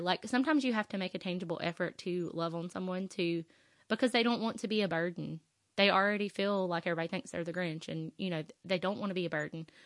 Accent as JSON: {"language": "English", "region": "the South", "country": "United States", "said": "I'm from the South"}